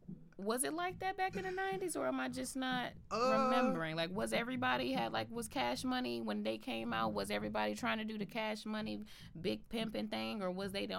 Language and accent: English; Michigan, United States; I'm from Michigan, and I'm going to rock for my Michigan players, my Detroit players.